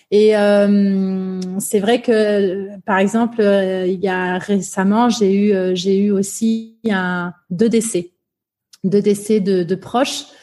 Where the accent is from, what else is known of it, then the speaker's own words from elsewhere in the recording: Limoges, Nouvelle-Aquitaine, France; J'ai grandi euh, à la campagne. Je suis née à Limoges, et donc euh, alors j'ai grandi à, Limoges, notamment.